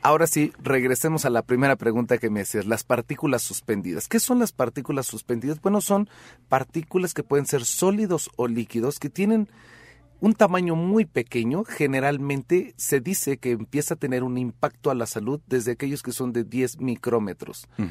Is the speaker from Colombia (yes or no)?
no; Mexico